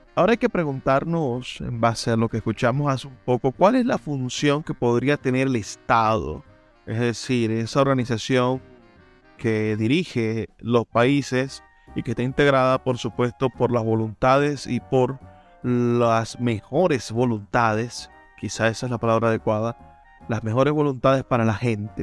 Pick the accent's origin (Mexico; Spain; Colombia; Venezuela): Venezuela; siendo venezolanos